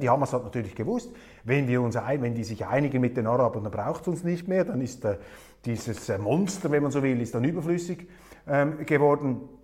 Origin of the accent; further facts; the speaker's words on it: Switzerland; als Schweizer